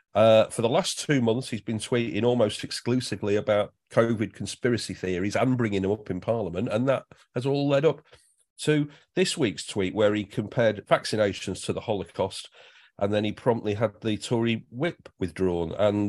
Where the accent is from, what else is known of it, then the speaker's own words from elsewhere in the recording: North West England, United Kingdom; I'm from the Northwest too.